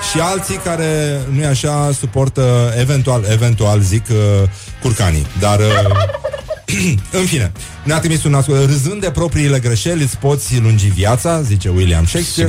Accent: Brăila, Brăila County, Romania; eu sunt din Brăila, chiar din oraș

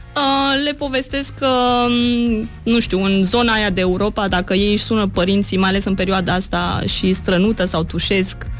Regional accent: Romania; now in Geneva, Switzerland; sunt din România

